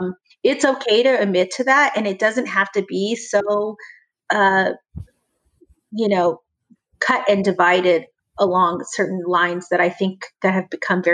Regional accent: the South, United States; hey, I was taught, I grew up in the South. I was taught a certain way and maybe that was wrong.

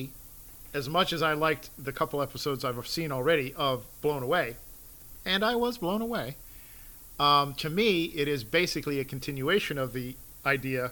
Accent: New York, United States; moved away; also born or lived in Midwest; having been born in New York

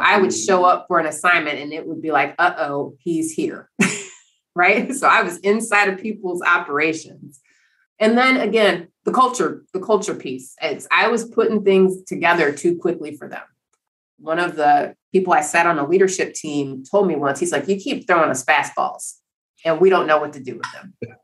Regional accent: Cleveland, Ohio, United States; I grew up in Cleveland, Ohio.

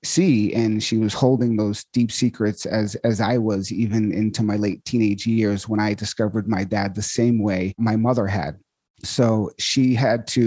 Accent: Marshfield, Massachusetts, United States; I grew up in Marshfield and my mom Scituate, Massachusetts

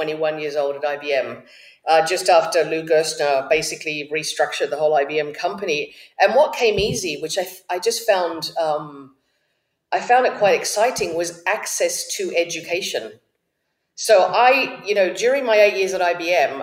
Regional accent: Australia; accent: Australian; first language Spanish; English is a second language; also born or lived in Uruguay; I sound Australian, Chet, I'm actually born in Uruguay

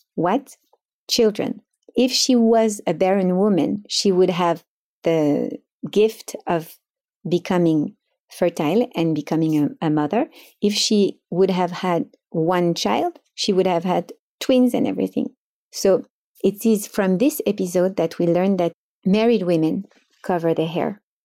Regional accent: Paris, Île-de-France, France; moved away as an adult; now in Miami, United States; I grew up in Paris in a Sefaradi family

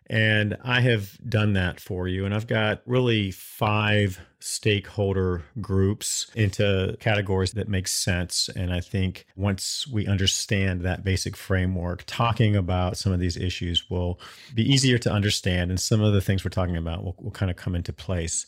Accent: Durham, North Carolina, United States; moved away as an adult; also born or lived in Athens, Georgia; I grew up in Durham. Uh, Durham's my hometown.

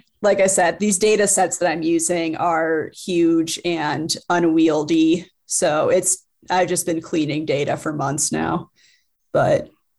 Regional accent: Rust Belt, United States; I grew up in the Rust Belt. Everywhere you go, you just see these empty factories and industrial spaces

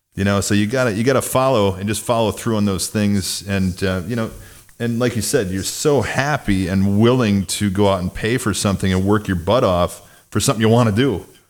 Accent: Mount Carroll, Illinois, United States; grew up in Northwest Illinois in a town about fifteen hundred people

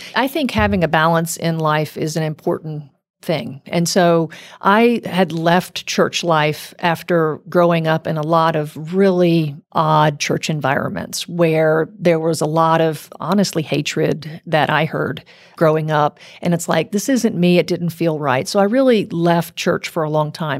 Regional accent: South Louisiana, United States; moved away; I grew up in South Louisiana

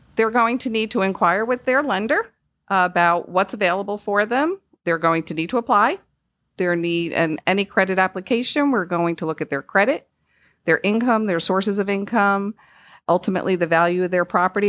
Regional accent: Northeast, United States; moved away; I am from the Northeast, if you couldn't tell by my accent

